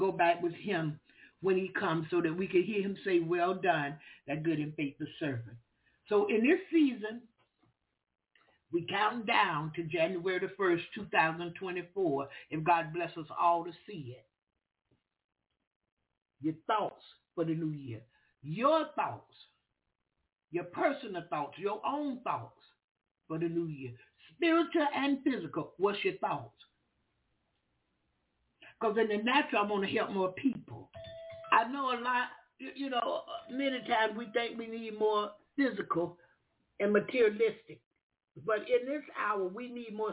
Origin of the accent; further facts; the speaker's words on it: Jacksonville, Florida, United States; we Southern. We from the country. I'm from Jacksonville, Florida. That's the country.